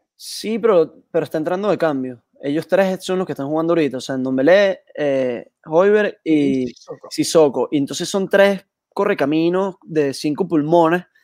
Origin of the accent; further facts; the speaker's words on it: Caracas, Capital District, Venezuela; aquí en Caracas